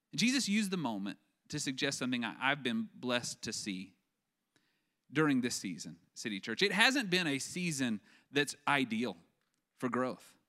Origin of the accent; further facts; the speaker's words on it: West Texas, United States; I grew up in West Texas, where they grow cotton like crazy